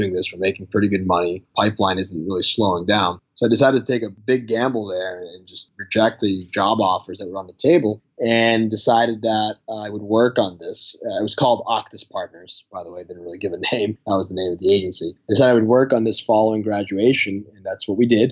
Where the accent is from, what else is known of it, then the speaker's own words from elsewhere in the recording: Malden, Massachusetts, United States; also born or lived in Sicily, Italy; so I grew up in Massachusetts my whole life, went to high school in Malden, that town.